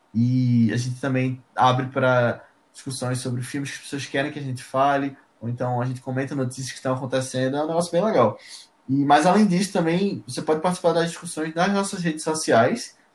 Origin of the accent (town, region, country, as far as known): Recife, Pernambuco, Brazil